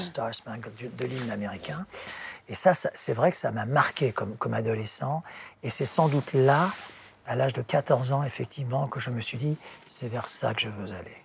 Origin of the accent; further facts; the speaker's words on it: France; first language English; French is a second language; Je, suis né en France, mais de père américain, de maman néerlandaise